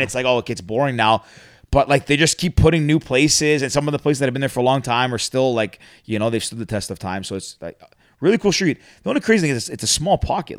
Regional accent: Mississauga, Ontario, Canada; I grew up uh, I grew up in Mississauga

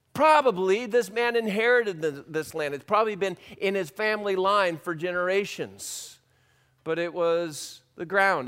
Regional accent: California, United States; I grew up in California

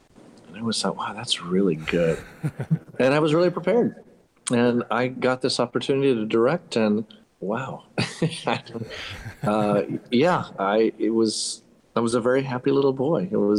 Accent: Panama; also born or lived in United States; Where are you from? Yeah, it's a long story. My father moved to Panama after World War II, raised my brothers and I, went to school in the States.

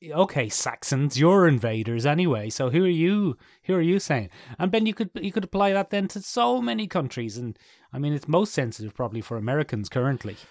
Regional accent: Ireland; I know how long my family have been in Ireland.

